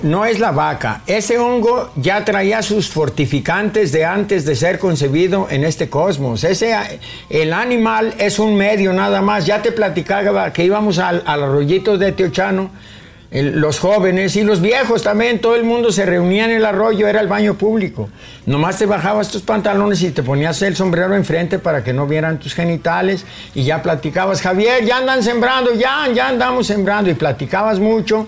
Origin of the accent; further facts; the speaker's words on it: Tenamaxtlán, Jalisco, Mexico; moved away; also born or lived in Tecolotlán / New York / Mexico City / Guadalajara; ahí está mi tierra natal, Tenamastlán